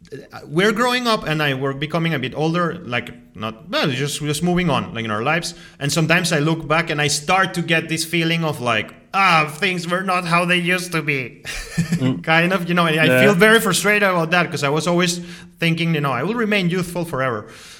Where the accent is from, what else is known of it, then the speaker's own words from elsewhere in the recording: Caracas, Capital District, Venezuela; English is a second language; moved away as an adult; also born or lived in London, United Kingdom; now in Moscow, Russia; I grew up in a totally different environment in Caracas, in some sort of like isolated east, more, you know, kind of east.